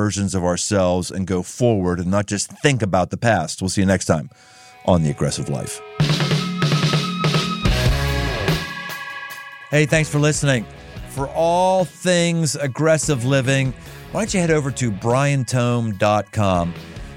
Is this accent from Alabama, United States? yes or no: no; Pittsburgh, Pennsylvania, United States; now in Cincinnati, United States; I'm from, well, originally Pittsburgh, but Cincinnati, Ohio